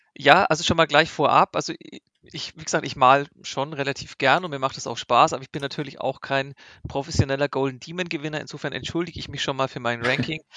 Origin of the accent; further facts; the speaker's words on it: Nuremberg, Bavaria, Germany; ich komme aus Nürnberg